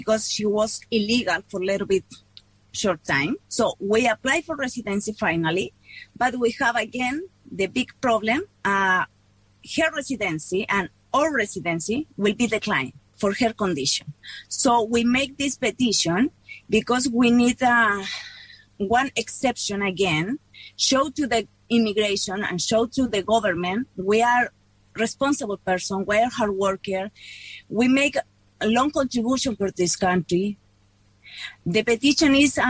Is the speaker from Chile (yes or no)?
yes; Chile; moved away as an adult; now in New Zealand; We are from Chile. We moved to New Zealand in 2015